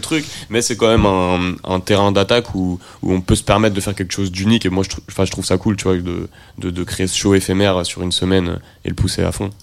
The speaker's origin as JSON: {"language": "French", "town": "Rennes", "region": "Brittany", "country": "France", "tie": "born or raised there", "said": "je suis de Rennes"}